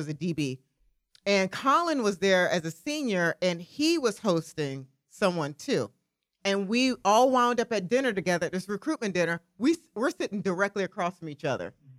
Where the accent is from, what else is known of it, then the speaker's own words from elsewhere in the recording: South Carolina, United States; moved away; we're from South Carolina